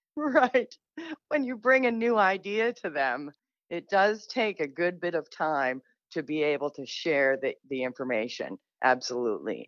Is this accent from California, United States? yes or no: no; Manchester, New Hampshire, United States; I'm from Manchester, I grew up a free, reduced lunch kid, you know, in a, kind of a poor neighborhood